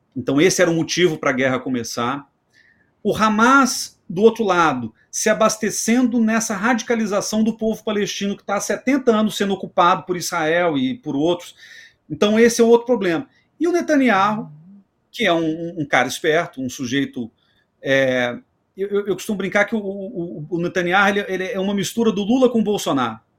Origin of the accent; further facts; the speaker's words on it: Belo Horizonte, Minas Gerais, Brazil; Belo Horizonte, que é minha terra